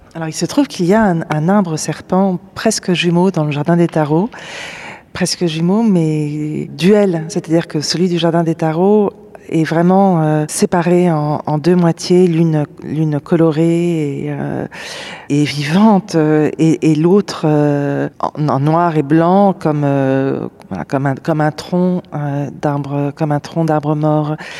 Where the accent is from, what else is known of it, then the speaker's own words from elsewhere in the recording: Paris, Île-de-France, France; J'ai grandi à Paris